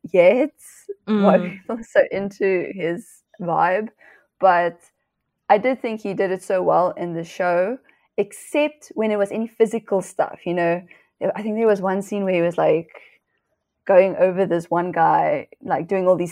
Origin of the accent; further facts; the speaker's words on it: Namibia; moved away; I'm originally from Namibia